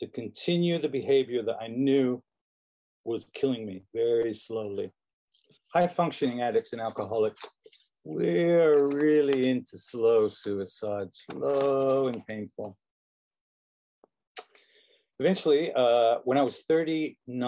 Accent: London, United Kingdom; now in United States; So in London, England, where I grew up, I was born in this country, but I grew up in London

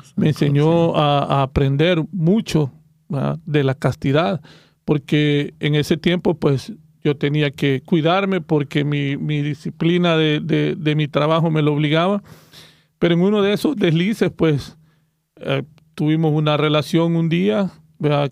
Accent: El Salvador; soy del Salvador

